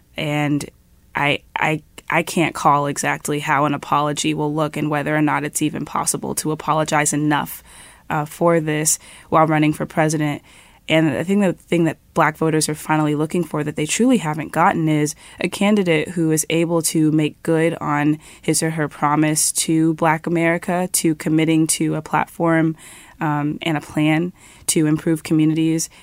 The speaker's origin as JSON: {"language": "English", "region": "Florida", "country": "United States", "said": "we're also from Florida"}